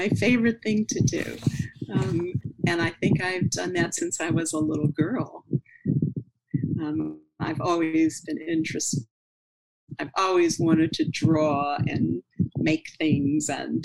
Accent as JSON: {"language": "English", "town": "Cleveland", "region": "Ohio", "country": "United States", "tie": "born or raised there", "moved": "yes", "lives_now": "New York, United States", "said": "I grew up in Cleveland and there was a lot of snow"}